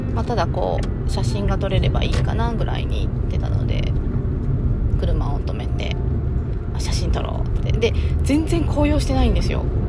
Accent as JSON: {"language": "Japanese", "region": "Okayama", "country": "Japan", "tie": "born or raised there", "said": "地元の岡山城"}